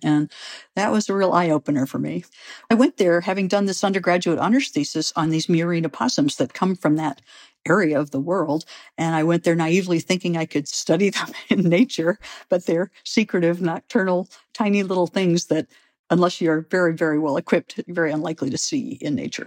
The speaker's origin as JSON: {"language": "English", "town": "St. Louis", "region": "Missouri", "country": "United States", "tie": "born or raised there", "moved": "yes", "said": "I grew up in Saint Louis, Missouri"}